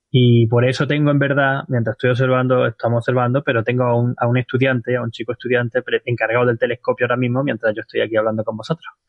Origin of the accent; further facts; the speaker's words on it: Spain; yo soy español y siendo español